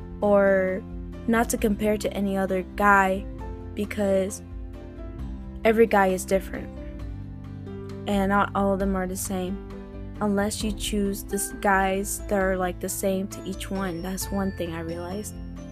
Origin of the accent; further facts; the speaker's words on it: Florida, United States; also born or lived in South Carolina; I was like on two states. I was growing up in Florida and in South Carolina, as you could say.